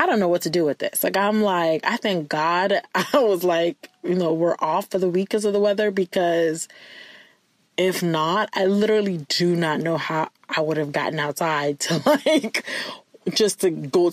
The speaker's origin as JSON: {"language": "English", "country": "Nigeria", "moved": "yes", "lives_now": "Ohio, United States", "said": "I'm Nigerian."}